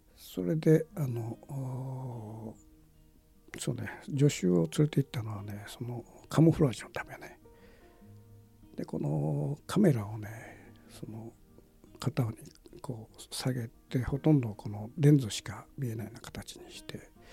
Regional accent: Japan; 「お前どこから来たか」みたいなことで「ジャパニー」って言った

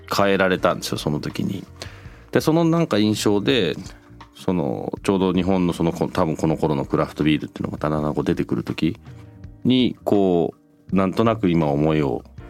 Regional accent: United Kingdom; moved away; 僕なんかイギリスで育ってる

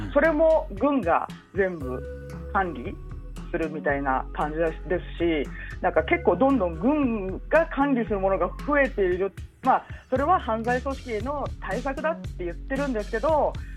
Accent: Japan; now in Mexico; 日本で生まれ育ってる

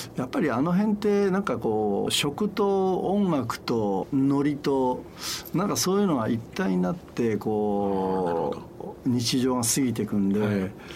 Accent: Ishikawa, Japan; もともと石川県で生まれてる

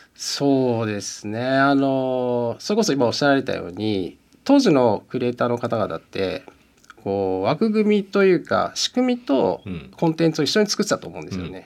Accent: Musashino, Tokyo, Japan; 僕生まれも吉祥寺で今もずっと吉祥寺なんですよ

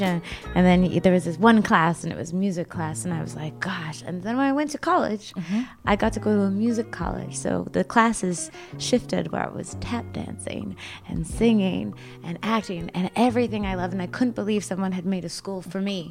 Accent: Canada; now in Los Angeles, United States; I'm from Canada, but I live in LA right now

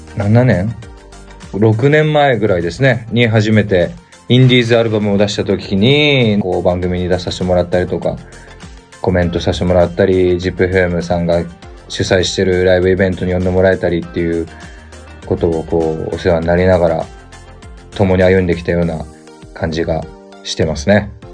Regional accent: Aichi, Japan; 愛知県出身なので

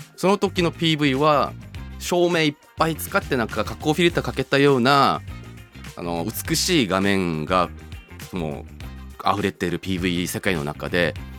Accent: Seoul, South Korea; born or raised there; moved away

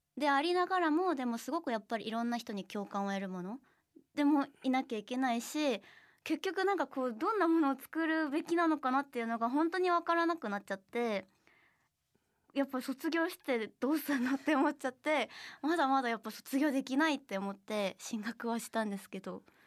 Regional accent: South Korea; Japanese is a second language; moved away as an adult; now in Japan

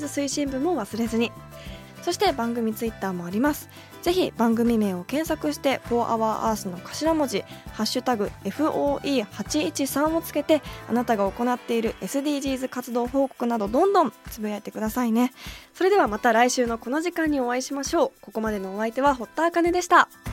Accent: Tokyo, Japan; 私は東京出身

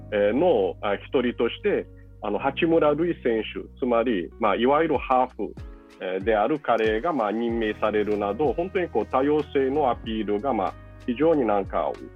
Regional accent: Brazil; moved away; 僕自身はそのブラジルで生まれ育ったわけですけど

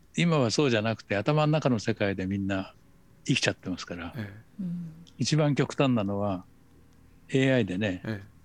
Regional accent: Kamakura, Kanagawa, Japan; 私は鎌倉で生まれて育ってますから

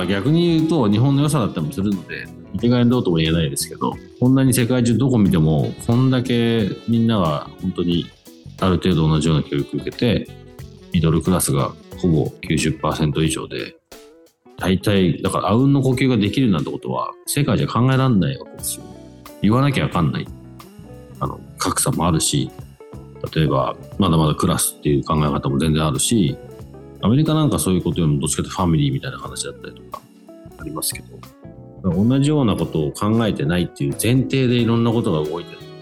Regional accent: United Kingdom; メインはずっとイギリスで育ってる

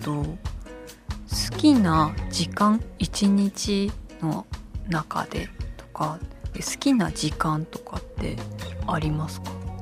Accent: Shitamachi, Tokyo, Japan; 私は下町出身なので両国がすごく身近なんですけど

